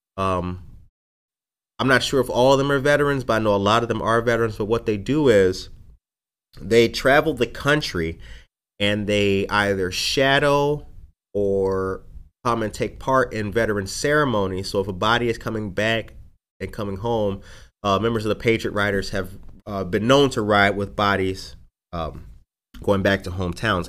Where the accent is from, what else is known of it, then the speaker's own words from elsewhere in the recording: Aurora, Illinois, United States; I'm not from New York, I'm from Aurora